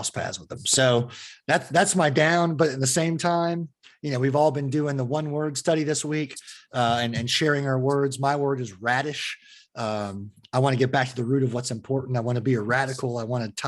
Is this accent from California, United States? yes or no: yes; Fremont, California, United States; moved away; I grew up in the Fremont area, which is opposite of the Bay from San Francisco